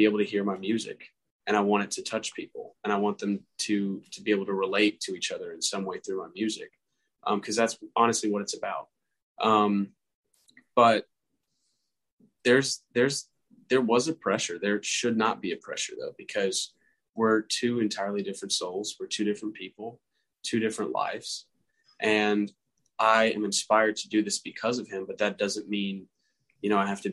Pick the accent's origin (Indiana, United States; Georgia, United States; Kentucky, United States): Georgia, United States; Marietta; I was born in Marietta, Georgia, small town